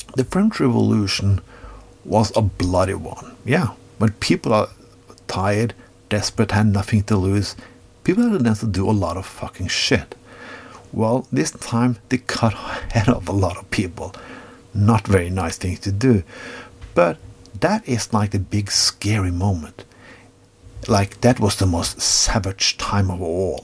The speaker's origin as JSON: {"language": "English", "country": "Norway", "said": "I come from Norway"}